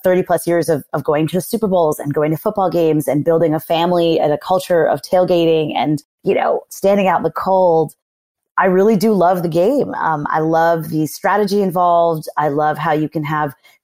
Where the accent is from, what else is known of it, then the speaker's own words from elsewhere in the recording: Massachusetts, United States; I am from Massachusetts.